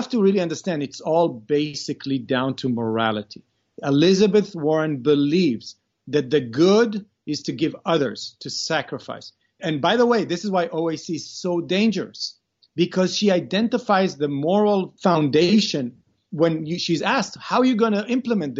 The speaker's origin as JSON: {"language": "English", "country": "Israel", "tie": "born or raised there", "also_born_or_lived": "Beersheba, Israel", "said": "I was born in Beersheba, which is a southern city in Israel. But then at the age of 9, we moved to a kibbutz."}